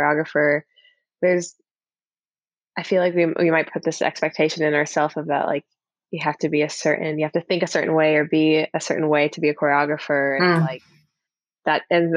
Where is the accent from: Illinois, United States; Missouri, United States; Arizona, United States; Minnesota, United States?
Arizona, United States; Tucson; moved away as an adult; also born or lived in Central California / Houston, Texas / Boston, Massachusetts; I'm originally from California, like Central California, and I mainly grew up in Arizona, Tucson, Arizona